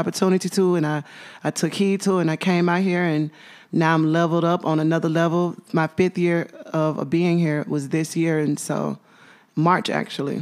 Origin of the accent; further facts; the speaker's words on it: Memphis, Tennessee, United States; born and raised in Memphis, Tennessee